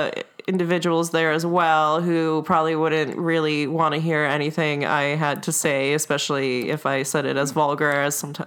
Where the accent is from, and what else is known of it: Halifax, Nova Scotia, Canada; born or raised there; first language Russian; English is a second language; also born or lived in Murmansk, Russia; now in Winnipeg, Canada